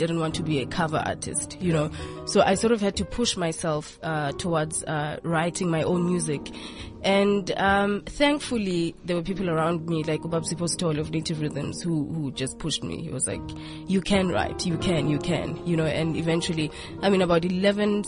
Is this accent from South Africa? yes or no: yes; Mpumalanga, South Africa; also born or lived in Western Cape; now in Pretoria, South Africa; I was born in Mpumalanga, born and raised there, but I've moved around quite a bit